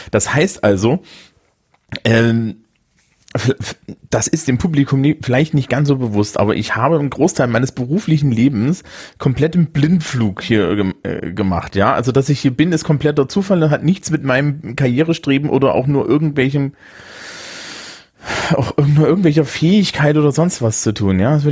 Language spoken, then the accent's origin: German; Thuringia, Germany; Und als Thüringer fühl, fühlte ich mich hier aber auch wohl